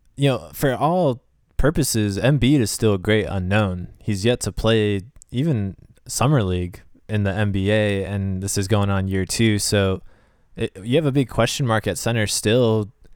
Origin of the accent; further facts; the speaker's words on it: United States; also born or lived in Shaker Heights, Ohio; now in Nashville, United States; as an American